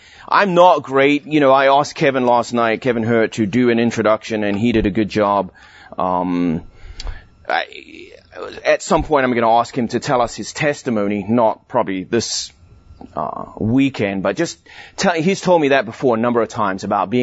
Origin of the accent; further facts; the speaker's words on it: South Africa; also born or lived in London, England; I was born in England, in London, a long time ago. And when I was 9 years old, my family immigrated to South Africa.